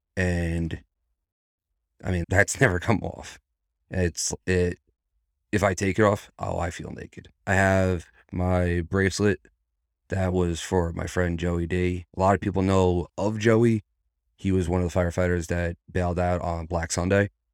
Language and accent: English; New York, United States; moved away as an adult; now in Virginia, United States; I'm a New Yorker.